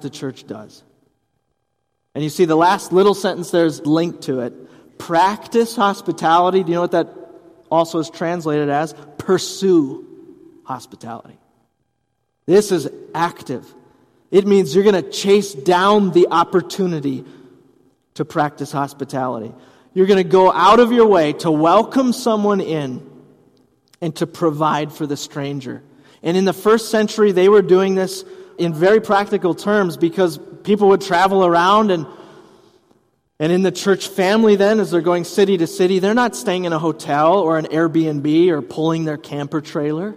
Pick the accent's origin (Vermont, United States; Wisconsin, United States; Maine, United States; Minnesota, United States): Wisconsin, United States; Hudson; my mom was a youth director in our church where I grew up, growing up in Hudson, Wisconsin